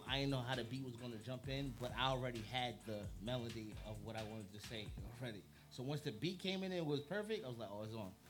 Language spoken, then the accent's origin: English; Queens, New York, United States; I'm a clean Queens nigga. That's first and foremost. You feel me? And uh, I'm from Southside.